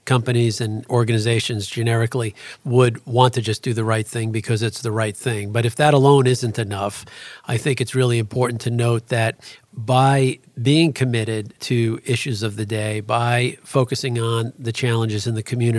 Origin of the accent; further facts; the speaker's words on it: Astoria, New York, United States; And it's how we grew up in Astoria, Queens.